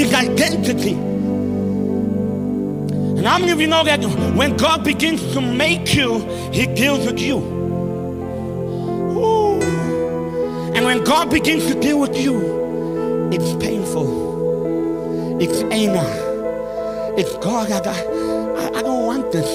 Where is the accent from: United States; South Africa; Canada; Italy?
South Africa; moved away as an adult; also born or lived in Great Britain; now in United Kingdom; I'm South African to the core